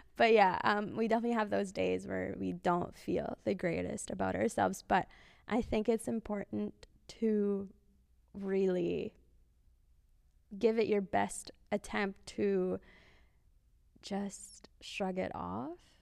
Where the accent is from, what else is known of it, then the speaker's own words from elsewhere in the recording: Philippines; I'm Filipino